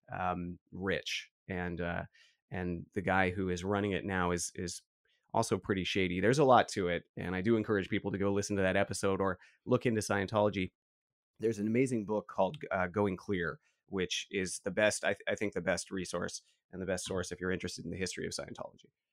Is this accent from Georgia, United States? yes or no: no; San Francisco, California, United States; We grew up in San Francisco